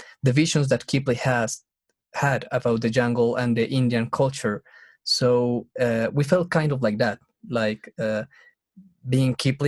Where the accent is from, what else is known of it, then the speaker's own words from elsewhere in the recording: Bogota, Bogotá Capital District, Colombia; we are from Bogota